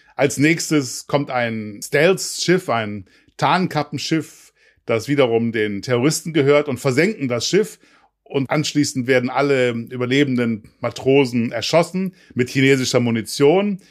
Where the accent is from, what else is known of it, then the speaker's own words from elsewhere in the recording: Hamburg, Germany; als Hamburger